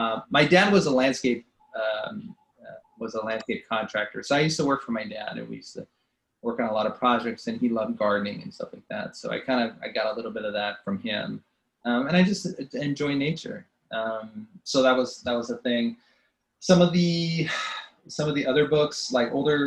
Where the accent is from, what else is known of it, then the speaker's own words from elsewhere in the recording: California, United States; moved away; I'm originally from California